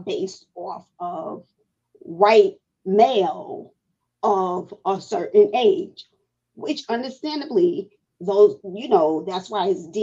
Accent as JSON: {"language": "English", "town": "New York City", "region": "New York", "country": "United States", "tie": "born or raised there", "said": "I grew up in Brighton Beach, Brooklyn, New York"}